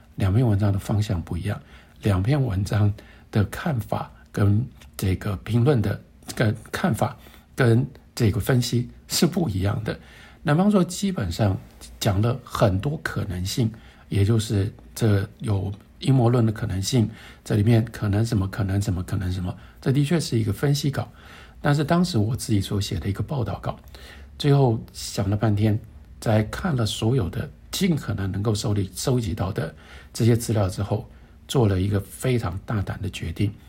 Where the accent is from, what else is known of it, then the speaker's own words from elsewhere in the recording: Taiwan; 我们作为一个台湾人